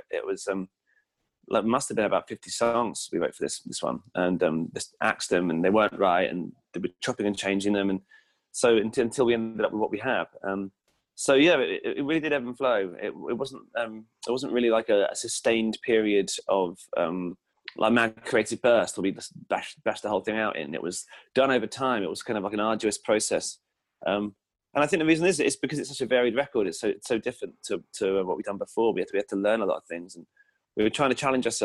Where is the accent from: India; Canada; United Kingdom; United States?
United Kingdom; England; And you know, as an English person, it's really strange to see weapons in general.